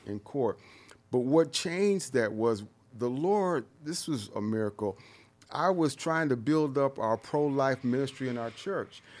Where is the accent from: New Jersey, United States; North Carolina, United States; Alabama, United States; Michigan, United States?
Michigan, United States; Detroit; moved away; also born or lived in San Diego; I grew up in Detroit, and Detroit was all black